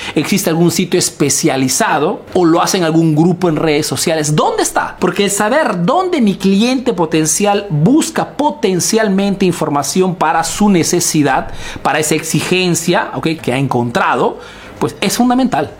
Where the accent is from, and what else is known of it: Peru; now in Italy